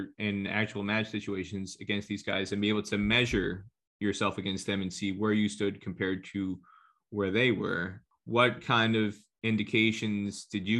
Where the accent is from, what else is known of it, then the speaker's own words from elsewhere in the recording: New Jersey, United States; when I was growing up in New Jersey